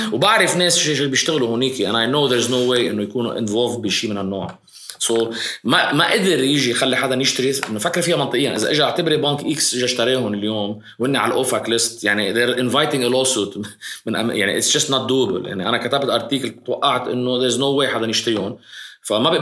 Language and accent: Arabic; Lebanon; عندنا بلبنان